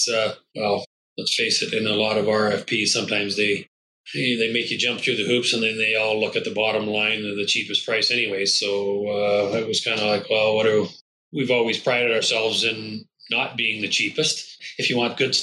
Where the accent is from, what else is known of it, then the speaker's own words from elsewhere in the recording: Scotland, United Kingdom; I'm Scottish